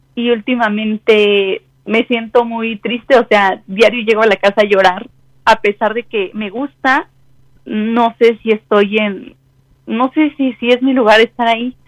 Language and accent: Spanish; Mexico City, Mexico; De la Ciudad de México